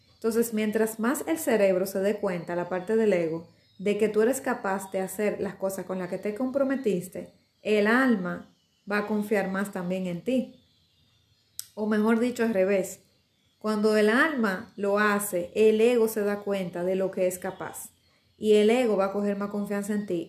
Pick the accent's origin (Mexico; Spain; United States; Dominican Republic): Dominican Republic; me siento orgullosa de ser dominicana. Eh, bueno, es mi país, lo amo muchísimo mi pedazo de isla